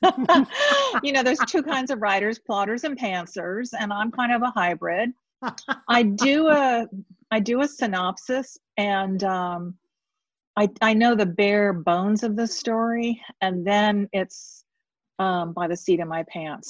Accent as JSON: {"language": "English", "town": "St. Petersburg", "region": "Florida", "country": "United States", "tie": "born or raised there", "said": "I grew up in St. Pete, Florida"}